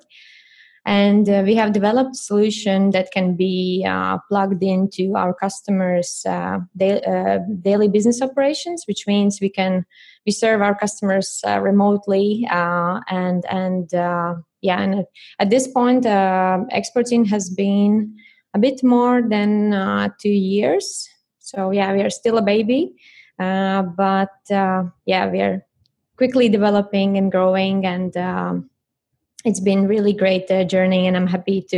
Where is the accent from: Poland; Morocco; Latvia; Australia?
Latvia; moved away as an adult; also born or lived in United Kingdom / Japan; now in Germany; I'm originally from Latvia